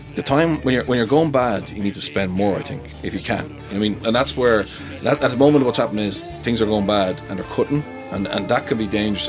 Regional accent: Leinster, Ireland; I'm from Leinster

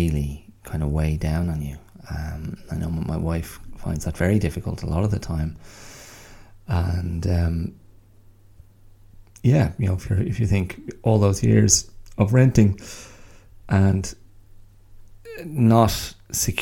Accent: County Wicklow, Ireland; also born or lived in Australia; where I grew up as a kid in lovely rural Wicklow

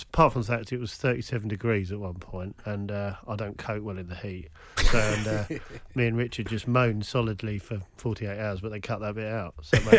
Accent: Kent, South East England, United Kingdom; I'm from Kent nearby.

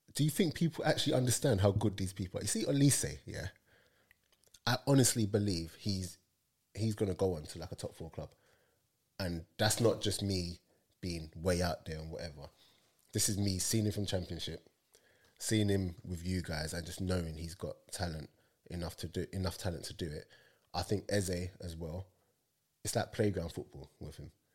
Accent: London, United Kingdom; I'm from London

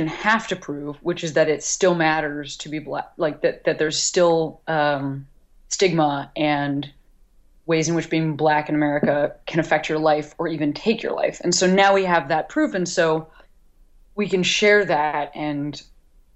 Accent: United States; as an American

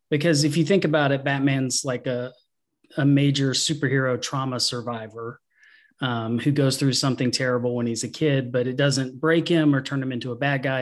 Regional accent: Georgia, United States; also born or lived in Tucker, Georgia; I'm from Georgia. I was born in, uh, Tucker, Georgia, and then moved out to the country when I was about eight or nine. Uh, so I lived on a farm in a very small town.

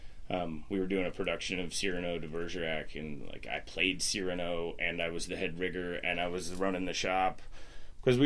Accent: Washington, United States; now in Lancaster, United States; I grew up in Washington State in the middle of nowhere on the remnants of a hippie commune that my dad started back

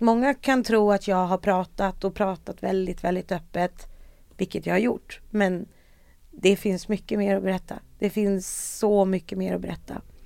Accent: Sweden; jag var ju då svensk

